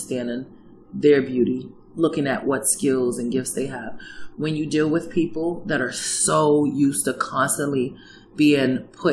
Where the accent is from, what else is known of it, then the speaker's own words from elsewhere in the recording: New York City, New York, United States; moved away as an adult; now in Fairbanks area, Alaska, United States; Manhattan, New York. I was born and raised here